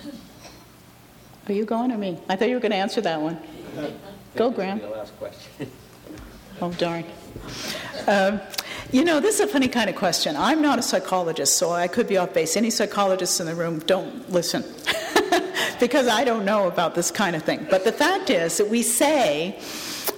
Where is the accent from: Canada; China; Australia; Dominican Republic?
Canada; my home country